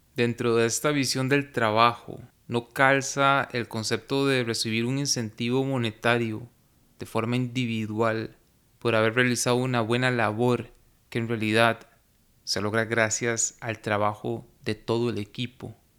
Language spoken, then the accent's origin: Spanish; Costa Rica; en mi país, en Costa Rica